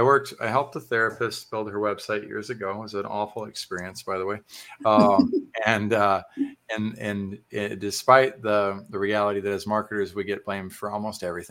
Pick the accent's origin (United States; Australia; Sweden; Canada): United States; Texas; as a Texan